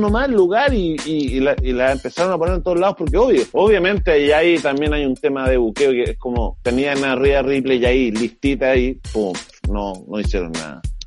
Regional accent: Chile

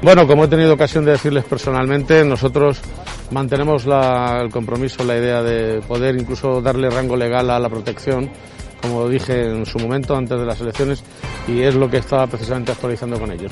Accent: Castilla-La Mancha, Spain

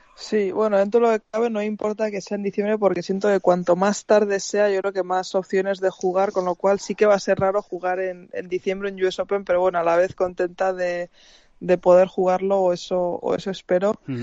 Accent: Spain; mi país

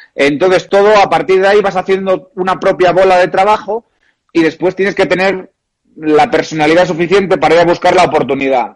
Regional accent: Oviedo, Asturias, Spain; moved away as an adult; also born or lived in Brazil / Porto, Portugal / Madrid, Spain / Japan; Real Oviedo, que es el equipo de, mi tierra

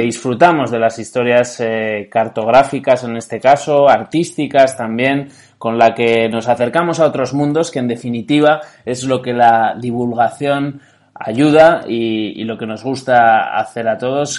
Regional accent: Navarre, Spain; Yo soy navarro

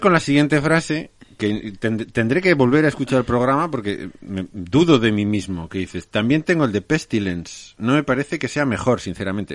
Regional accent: Huesca, Aragon, Spain

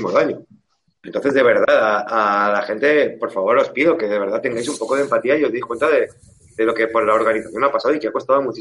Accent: Albacete, Castilla-La Mancha, Spain; mi tierra, en el Albacete

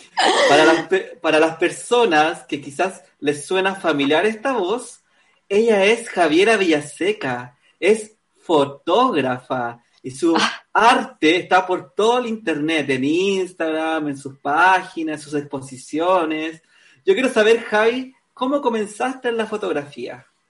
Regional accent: Concepción, Biobío, Chile; moved away; also born or lived in Valparaíso; yo nací en Concepción, pero me fui a vivir un tiempo a Valparaíso

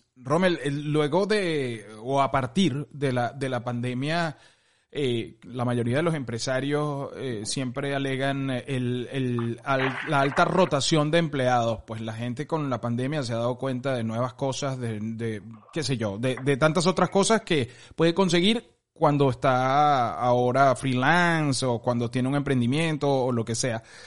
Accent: Venezuela; nosotros que somos venezolanos

